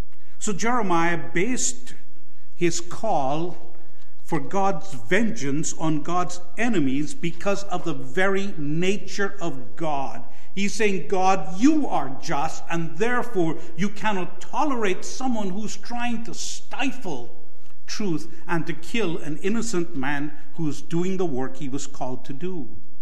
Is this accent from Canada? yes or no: yes; Canada; And I often speak of politeness as Canadian idolatry. We so badly want to be polite that we will sacrifice other things, even speaking the truth.